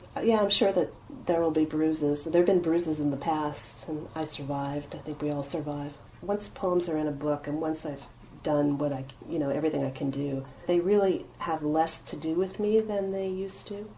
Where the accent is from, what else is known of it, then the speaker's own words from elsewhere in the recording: Montreal, Quebec, Canada; moved away; I grew up in Quebec as an Anglophone. I went to school in Protestant Westmount